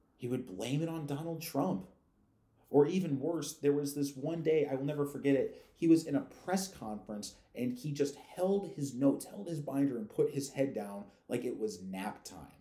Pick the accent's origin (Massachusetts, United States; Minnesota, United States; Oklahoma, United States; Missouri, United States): Missouri, United States; St. Louis; I come from St. Louis, which is per capita the most dangerous city in the United States